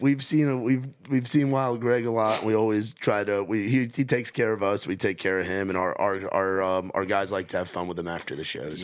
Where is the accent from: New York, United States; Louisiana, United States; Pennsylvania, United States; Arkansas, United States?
New York, United States; moved away; growing up in New York, like, in the Northeast